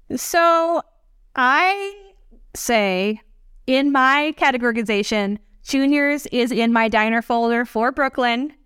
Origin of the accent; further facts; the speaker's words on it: American Samoa; now in New York, United States; I am from American Samoa, which is in U S territory